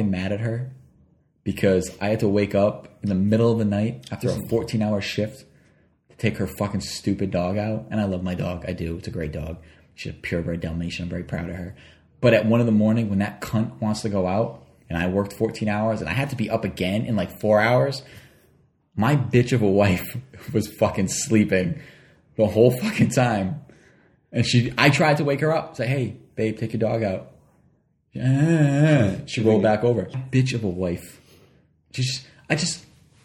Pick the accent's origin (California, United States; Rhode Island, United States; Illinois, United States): Rhode Island, United States; Woonsocket; moved away as an adult; I lived here my whole life until recently. I moved because I have a child and I want him to succeed in life. So we had to get out of Woonsocket